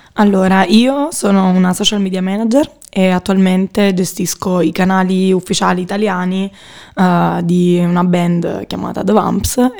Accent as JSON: {"language": "Italian", "town": "Naples", "region": "Campania", "country": "Italy", "moved": "as an adult", "lives_now": "Milan, Italy", "said": "vengo da Napoli, ho 22 anni."}